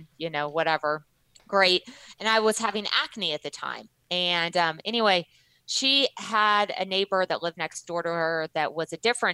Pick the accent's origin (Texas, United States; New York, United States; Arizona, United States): Texas, United States; moved away; I did a lot of my growing up in Texas